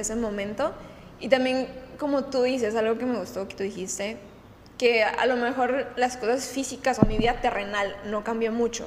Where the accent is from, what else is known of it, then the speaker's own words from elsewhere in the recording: Guadalajara, Jalisco, Mexico; now in Puerto Vallarta, Mexico; De Guadalajara